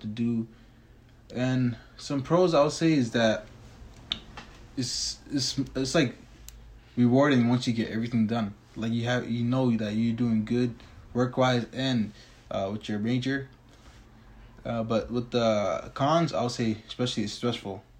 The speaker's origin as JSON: {"language": "English", "region": "Tennessee", "country": "United States", "tie": "born or raised there", "said": "I was born in Tennessee, so I haven't seen a glimpse of Somalia yet"}